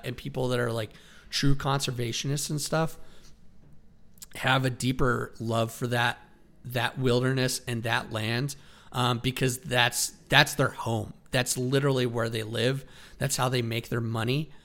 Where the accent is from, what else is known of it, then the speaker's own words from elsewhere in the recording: Wyoming, United States; me growing up in Wyoming